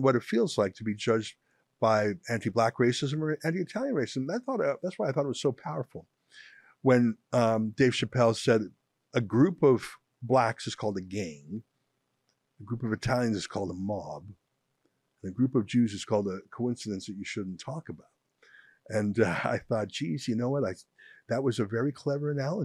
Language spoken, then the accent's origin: English; Canada; I'm very Canadian. I grew up here